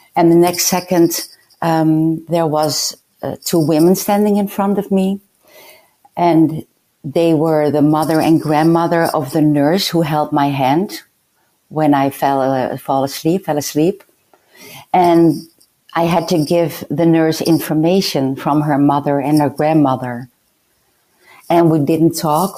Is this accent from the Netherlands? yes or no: yes; Netherlands; I was a lunatic from the Netherlands